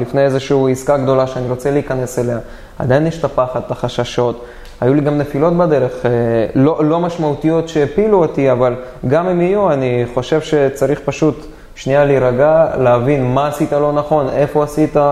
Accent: Dimona, Southern District, Israel; מהבית הכי רגיל שיש בדימונה, אני במקור דימונאי

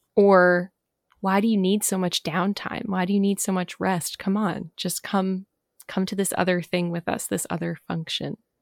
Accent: New Jersey, United States; I grew up in New Jersey.

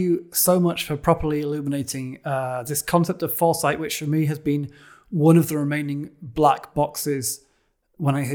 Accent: United Kingdom; I'm British

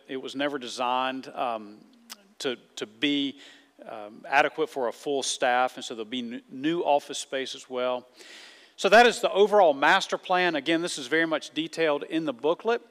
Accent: the South, United States; moved away; I grew up in the South

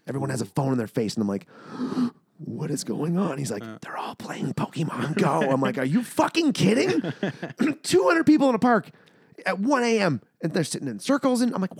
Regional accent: Brandon, Manitoba, Canada; Brandon, Manitoba.

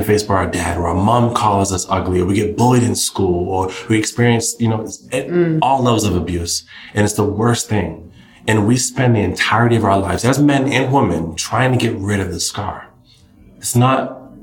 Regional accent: New England, United States; I'm from New England

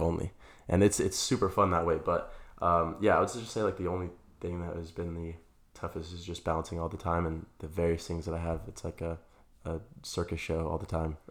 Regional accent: Las Vegas, Nevada, United States; moved away as an adult; now in Arizona, United States; I'm originally from Las Vegas. I moved to Arizona about four years ago

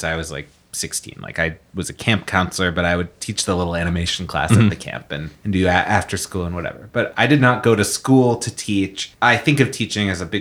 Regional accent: Wayland, Massachusetts, United States; I grew up in Wayland. I grew up in the suburbs.

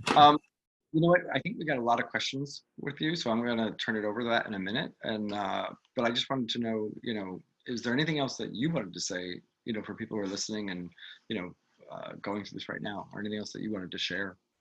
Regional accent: New York, United States; a New Yorker

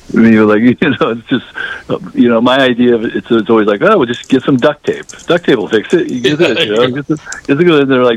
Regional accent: Portland, Oregon, United States; moved away as an adult; now in Vancouver, Washington, United States; I'm in Vancouver, but I'm from Portland, and I was born in Oregon

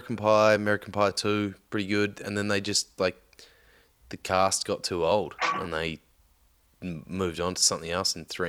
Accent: Australia; as an Australian.

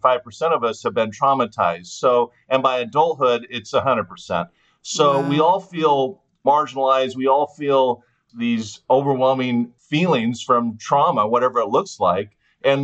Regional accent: Fullerton, California, United States; I grew up in Southern California

